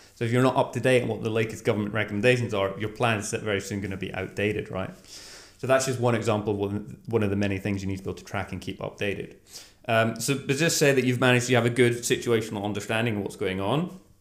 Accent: Scotland, United Kingdom; moved away as an adult; now in Norway; I grew up in Scotland

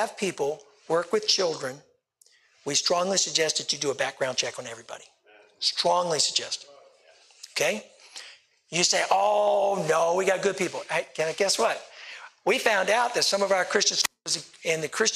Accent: Richmond, Virginia, United States; I'm from the Richmond area

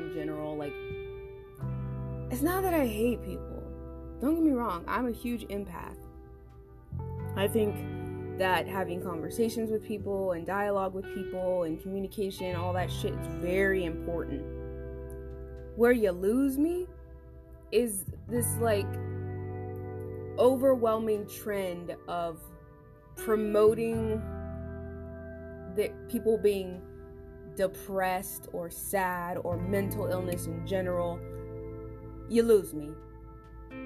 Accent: Central Florida, United States; I'm from Central Florida, which means I'm lucky because we can have like many accents

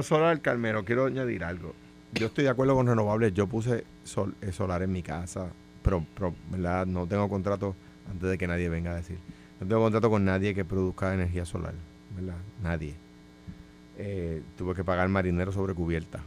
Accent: Puerto Rico; yo siento como puertorriqueño que los recursos naturales

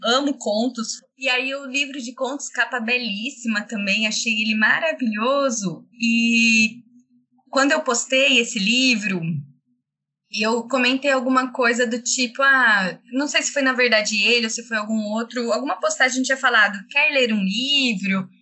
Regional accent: Campinas, São Paulo, Brazil; accent: caipira; sou de Campinas, interior de São Paulo

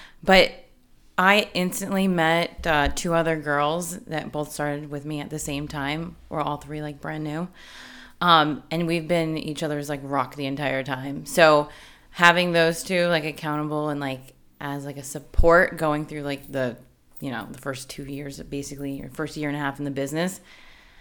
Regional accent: New Jersey, United States; moved away as an adult; also born or lived in West Virginia; now in San Diego, United States; I grew up my whole life in Jersey

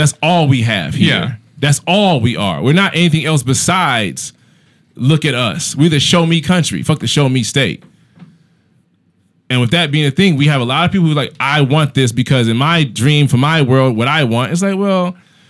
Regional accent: United States; I'm American.

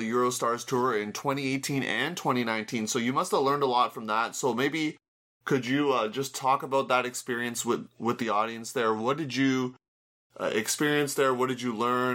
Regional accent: Canada; in my home country, Canada

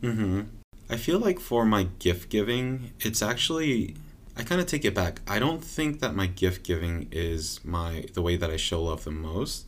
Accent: Southern California, United States; now in Portland, United States; we're from Southern California

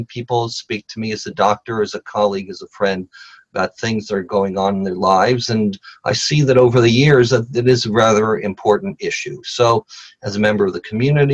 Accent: Los Angeles, California, United States; also born or lived in Nashville, Tennessee; I grew up here in Los Angeles.

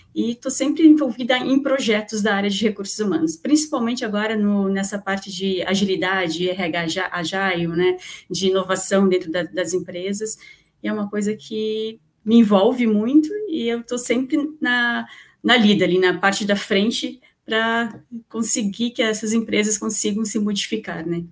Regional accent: Santa Catarina, Brazil; eu sou aqui de Santa Catarina

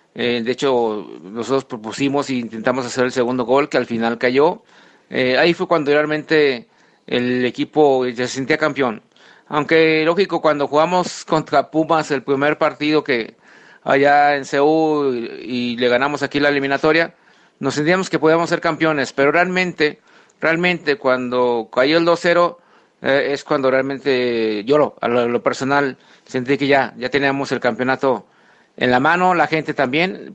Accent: León, Guanajuato, Mexico; siendo leonés

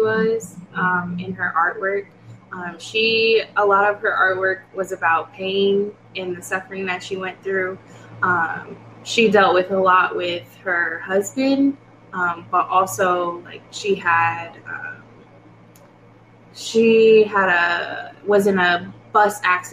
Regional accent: Fort Wayne, Indiana, United States; I'm from Fort Wayne, Indiana. And then moved to Indianapolis.

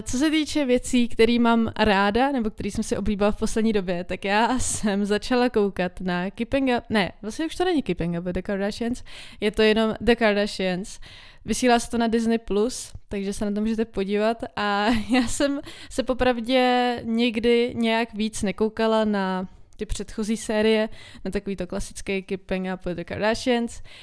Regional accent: Czechia; my jako Češi

